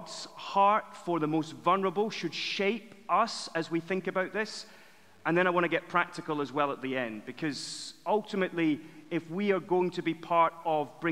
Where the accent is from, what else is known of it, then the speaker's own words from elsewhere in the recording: Edinburgh, Scotland, United Kingdom; moved away as an adult; now in London, United Kingdom; I'm from Edinburgh originally, which is the greatest city apart from Winchester